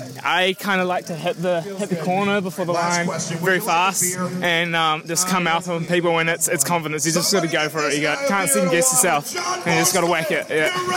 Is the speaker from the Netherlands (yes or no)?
no; New Zealand; moved away as an adult; also born or lived in Marion (Indiana, US); I'm from New Zealand, but I've been studying at Marion for the past year.